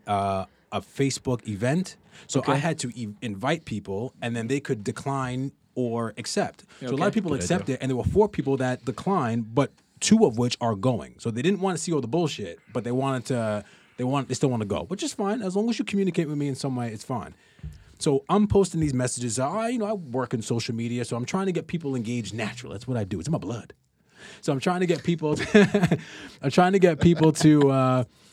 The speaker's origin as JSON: {"language": "English", "country": "United States", "moved": "yes", "said": "I'm American"}